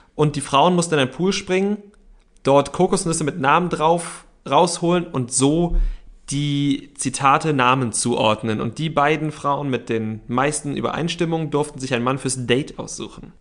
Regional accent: Berlin, Germany; wir sind Berliner

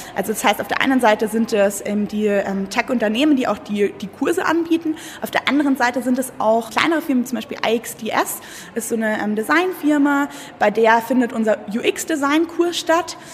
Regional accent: Munich, Bavaria, Germany; moved away as an adult; also born or lived in Berlin; ich komme ursprünglich aus München

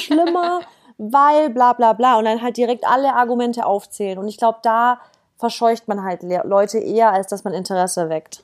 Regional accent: Stuttgart, Baden-Württemberg, Germany; moved away as an adult; now in Berlin, Germany; ich komme eigentlich aus dem, aus dem Süden Deutschlands, also aus Baden-Württemberg, Stuttgart. Bin jetzt wegen äh, meinem Freund nach Berlin gezogen

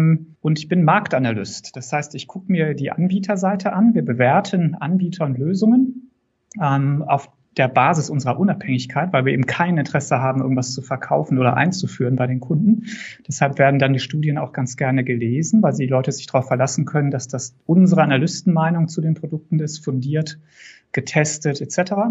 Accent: North Rhine-Westphalia, Germany; born there; moved away as an adult; now in Würzburg, Germany; Das Persönliche vielleicht noch, bin auch Westfale, gebürtiger.

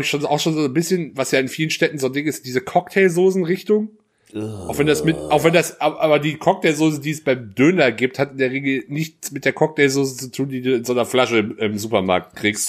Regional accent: Germany; wir sind Deutsche

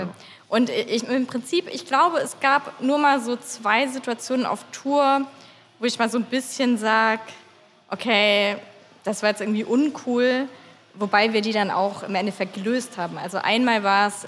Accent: Lindenberg im Allgäu, Bavaria, Germany; also born or lived in Lindau; ich komme ursprünglich aus Lindenberg im Allgäu

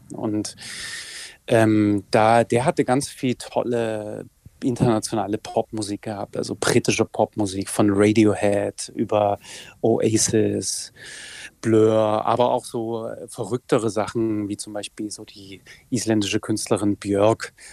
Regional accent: Saxony, Germany; in meinem Heimatland Sachsen

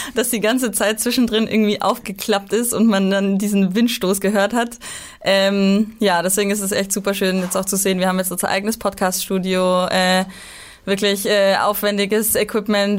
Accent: Bavaria, Germany; moved away; ich bin aus Bayern, deswegen habe ich eine, eine ziemlich weite ähm, Heimreise

